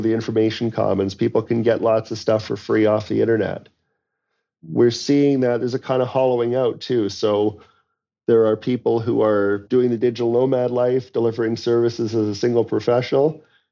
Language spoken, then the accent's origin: English; London, Ontario, Canada; I was a grocery store clerk in my hometown of London, Ontario